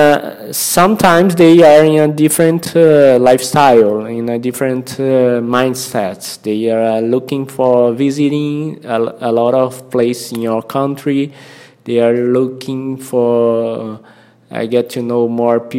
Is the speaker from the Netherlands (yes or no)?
no; Brazil; first language Portuguese; English is a second language; I'm a Brazilian and my mother tongue is Portuguese.